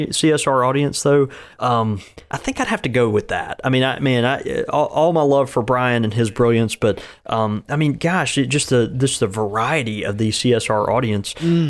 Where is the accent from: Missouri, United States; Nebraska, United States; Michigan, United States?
Michigan, United States; Grand Rapids; the brick and mortar community that I support here in my hometown of Grand Rapids.